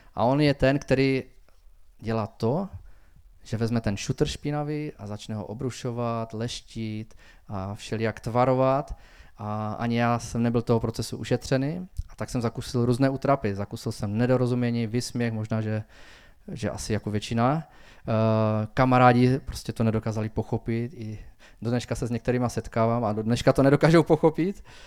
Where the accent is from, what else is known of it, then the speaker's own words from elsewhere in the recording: Frýdek-Místek, Moravian-Silesian Region, Czechia; Narodil jsem se ve Fritkumisku už v roce 1975.